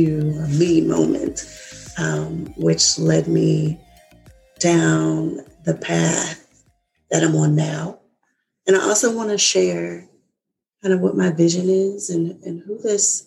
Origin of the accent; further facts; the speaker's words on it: Kansas, United States; now in Virginia, United States; I'm originally from Kansas, and I now live in Virginia with my husband